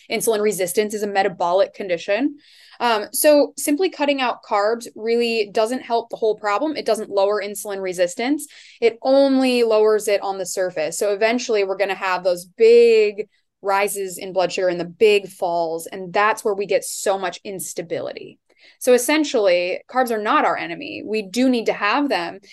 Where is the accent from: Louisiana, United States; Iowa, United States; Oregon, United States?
Iowa, United States; also born or lived in Seattle area; now in Seattle, United States; I am from Iowa originally, but now I live in kind of the Seattle area